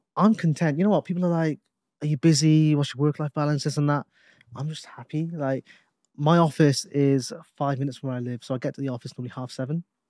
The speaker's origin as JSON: {"language": "English", "town": "Newport", "region": "Wales", "country": "United Kingdom", "said": "We're both from Newport. We're both from the same city."}